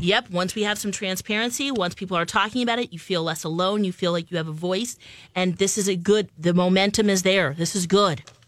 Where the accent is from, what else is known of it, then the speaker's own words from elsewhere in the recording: Philippines; I'm Filipino